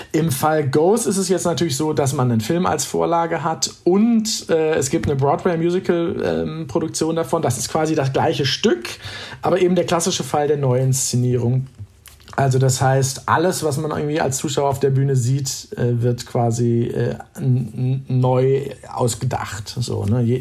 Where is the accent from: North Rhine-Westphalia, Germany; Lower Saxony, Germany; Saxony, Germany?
North Rhine-Westphalia, Germany; Damals war ich in Essen, wie gesagt, ein Kind des Ruhrgebiets, an der Oper viel unterwegs